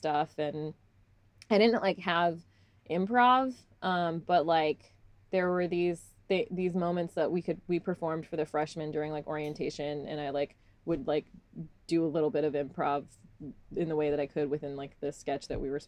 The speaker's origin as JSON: {"language": "English", "town": "Salt Lake City", "region": "Utah", "country": "United States", "tie": "born or raised there", "also_born_or_lived": "Texas", "said": "I was born in Texas, but I grew up in Utah since I was like about four"}